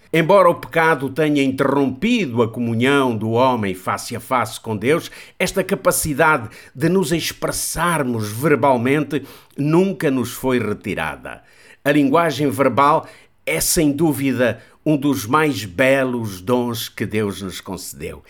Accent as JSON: {"language": "Portuguese", "country": "Portugal", "said": "Nós, portugueses"}